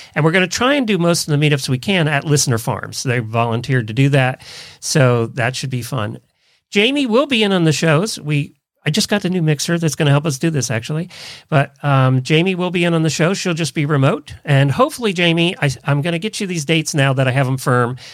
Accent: Intercourse, Pennsylvania, United States; moved away; You knew I grew up in Lancaster County, Pennsylvania. Well, we lived right out of Intercourse, Pennsylvania.

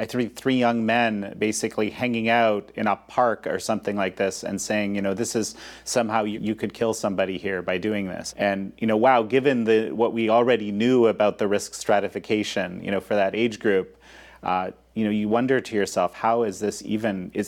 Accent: Canada; now in United States; Canada, which is my home country

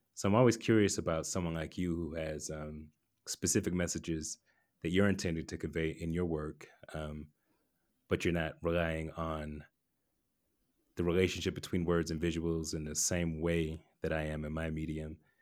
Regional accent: Atlanta, Georgia, United States; I grew up in Atlanta

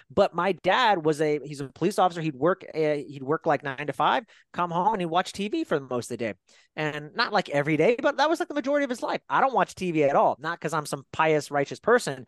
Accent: Fairfield, California, United States; I grew up in Fairfield, California, uh, about an hour away from San Francisco

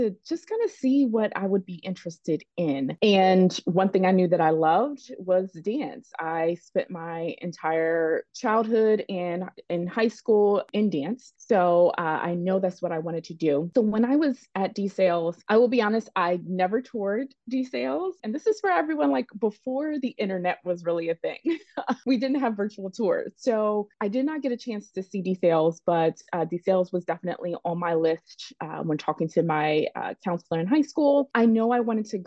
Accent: Philadelphia, Pennsylvania, United States; I am from the Philadelphia area, born and raised.

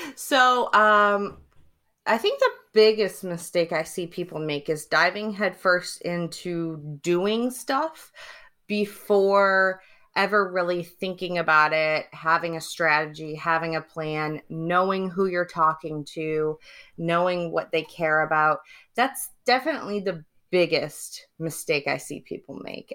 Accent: Detroit, Michigan, United States; also born or lived in Cambridge, United Kingdom; now in San Diego, United States; I'm originally from Detroit, Michigan.

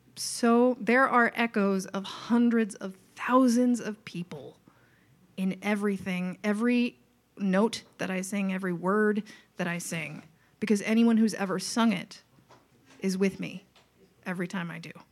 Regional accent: Long Island, New York, United States; accent: Long Island; moved away as an adult; also born or lived in Boston; I grew up on Long Island and I can put on the accent

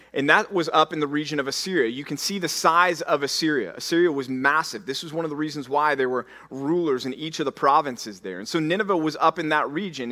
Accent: Dallas, Texas, United States; when I tell people that I'm from Texas, they say, "Where are you from?" And I say, "Dallas."

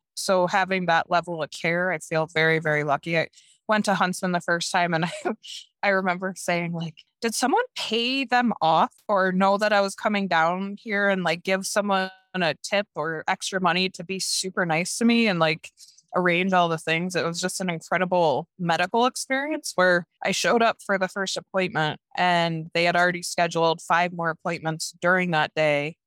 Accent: Norwich, New York, United States; moved away as an adult; also born or lived in Prescott, Arizona; now in Jackson, United States; I grew up in upstate New York in this little town called Norwich.

